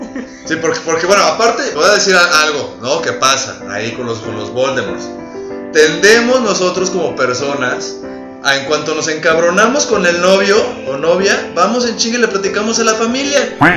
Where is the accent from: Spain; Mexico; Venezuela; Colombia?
Mexico; como los mexicanos